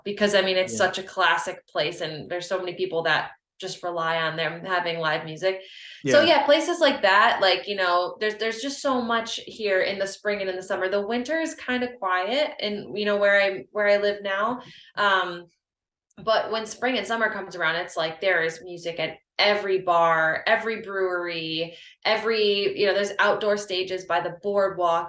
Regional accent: Finger Lakes region of New York, United States; now in New Jersey, United States; I'm originally from the Finger Lakes region of New York

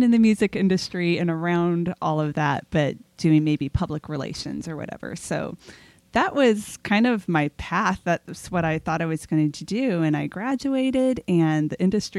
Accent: Southern California, United States; I grew up in Southern California

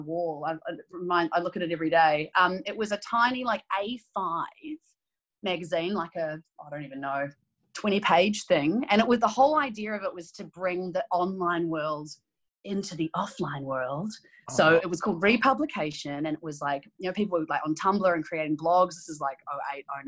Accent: New Zealand; moved away as an adult; also born or lived in Auckland; now in Melbourne, Australia; But I grew up in New Zealand, if you can't tell. Some days I have a stronger accent than others

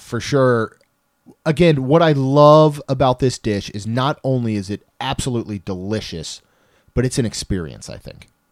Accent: Maryland, United States; moved away; I grew up in Maryland.

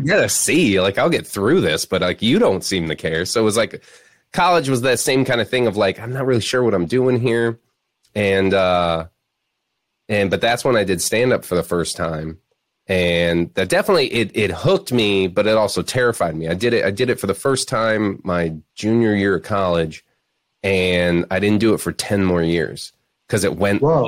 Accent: Florida Keys, United States; moved away; also born or lived in Chicago; grew up in the Florida Keys

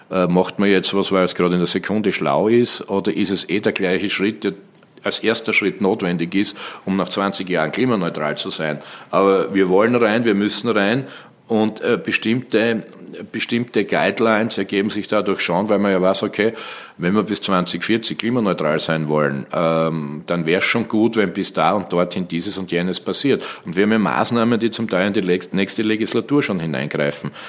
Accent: Graz, Styria, Austria; Steiermark, Graz, Graz mhm. Umgebung, wo ich herkomme.

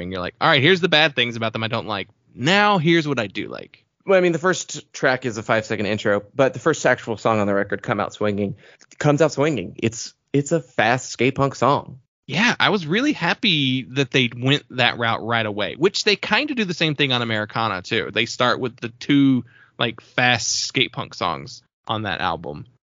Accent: California, United States; I mean that probably just comes from growing up in SoCal and just being in Southern California your entire life.

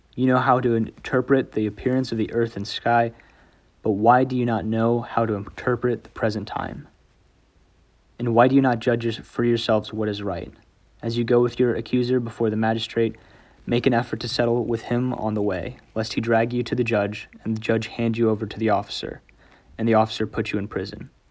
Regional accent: New Braunfels, Texas, United States; I'm a senior from New Braunfels, Texas.

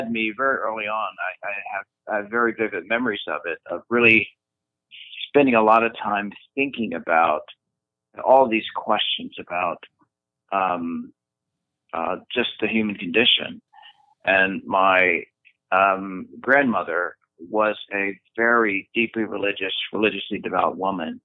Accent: Philadelphia, Pennsylvania, United States; a young, curious boy growing up in Philadelphia

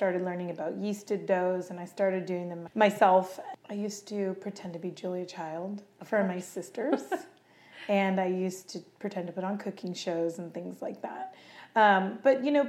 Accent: Camino, California, United States; I grew up in Camino, California

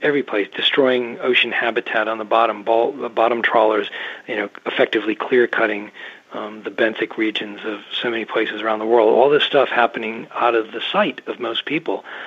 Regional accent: Massachusetts, United States; moved away as an adult; now in Maine, United States; I grew up in Massachusetts uh, and I live on the coast of southern Maine now, not that far away from where I started

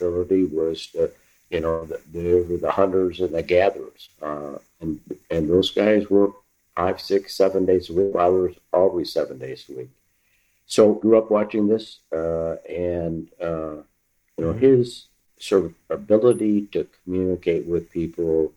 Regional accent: Ann Arbor, Michigan, United States; growing up in Ann Arbor, we moved to Ann Arbor when I was 4, 1951.

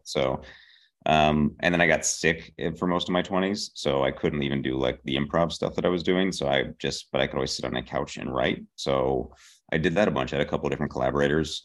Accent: Pittsburgh, Pennsylvania, United States; moved away as an adult; also born or lived in Boston; I am from Pittsburgh, Pennsylvania. I grew up there.

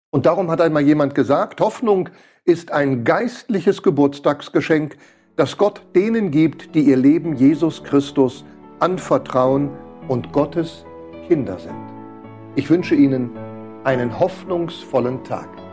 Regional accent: Switzerland; hier bei uns in der Schweiz

